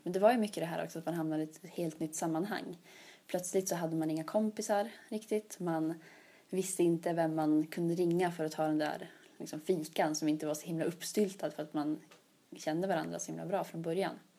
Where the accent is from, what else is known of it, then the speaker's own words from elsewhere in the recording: Sweden; moved away as an adult; now in Uppsala, Sweden; det högkyrkliga hemma i Luleå stift